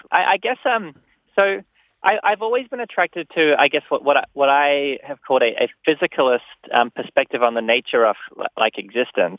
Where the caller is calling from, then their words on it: New York, United States; I'm calling from New York